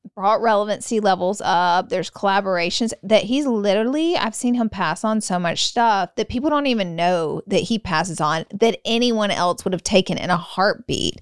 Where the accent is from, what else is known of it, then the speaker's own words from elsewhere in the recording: the South, United States; moved away; I'm from the South